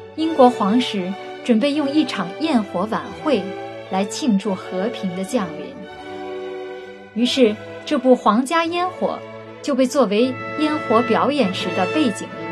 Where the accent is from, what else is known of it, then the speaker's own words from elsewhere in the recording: China; 我们中国人过春节